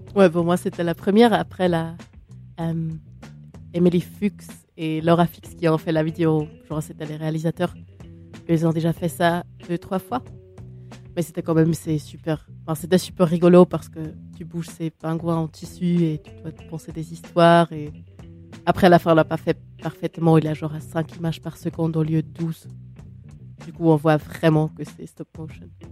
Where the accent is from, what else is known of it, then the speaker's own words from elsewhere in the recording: Switzerland; je suis suisse